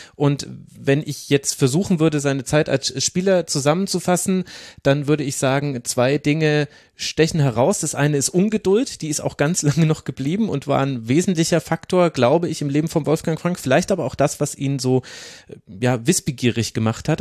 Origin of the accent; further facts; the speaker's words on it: near Bad Windsheim, Bavaria, Germany; moved away; da bin ich ursprünglich mal aufgewachsen da in der Nähe